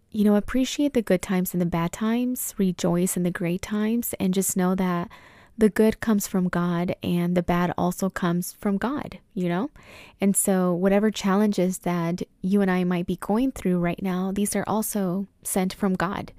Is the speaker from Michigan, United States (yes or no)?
no; Oxnard, California, United States; now in Los Angeles, United States; I grew up in Oxnard, California, Camarillo area